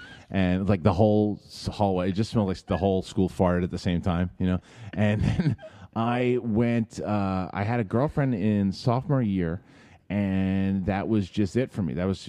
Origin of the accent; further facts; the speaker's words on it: New York City, New York, United States; moved away as an adult; I grew up in Bayside for the first like 18 years. And it's pretty much, it's not the Bronx, it's about what you think of when you think of Queens.